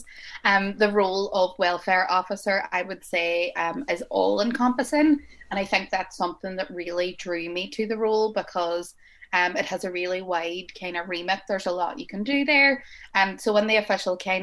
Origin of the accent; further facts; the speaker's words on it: Derry, Northern Ireland, United Kingdom; I'm 23 years old and I'm from Derry